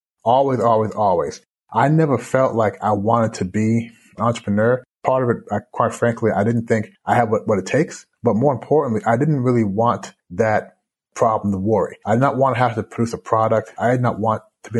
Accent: Louisville, Kentucky, United States; born or raised there; moved away as an adult; also born or lived in Canada; now in Shanghai, China

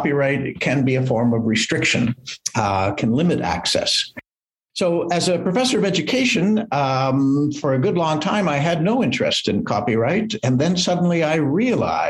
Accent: Canada; now in California, United States; I'm a Canadian by birth, but I'm working at Stanford University in California as a professor of education

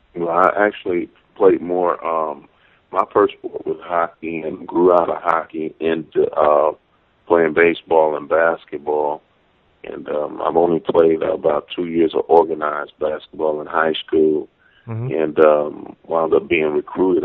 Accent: Chicago, Illinois, United States; moved away as an adult; also born or lived in San Diego; I was away from Chicago and away from home

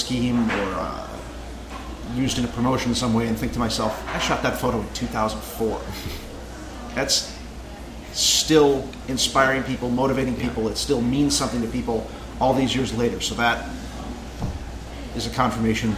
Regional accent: Lincoln, Nebraska, United States; my hometown, Lincoln, Nebraska.

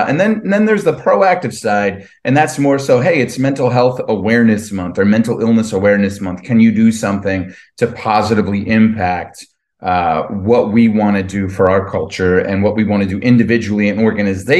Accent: New Jersey, United States; I grew up in Jersey

